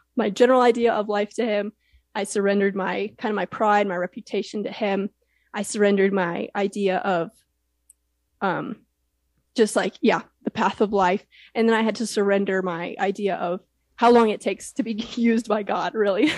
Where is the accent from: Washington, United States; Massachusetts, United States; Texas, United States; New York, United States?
Texas, United States; Houston; Rice University was really close to where I grew up in Houston